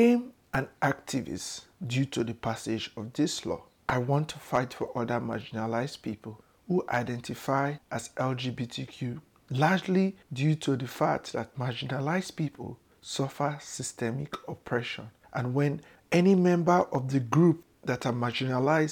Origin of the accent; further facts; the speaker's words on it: Warri, Delta, Nigeria; moved away as an adult; now in United States; I was born in Southern Nigeria in a town called Warri in Delta State